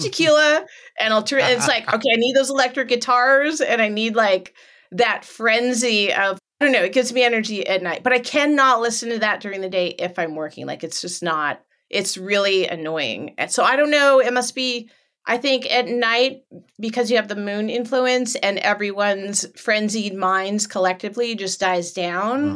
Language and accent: English; Los Angeles, California, United States; also born or lived in Orange County, California; now in Northern California, United States; I was born in Los Angeles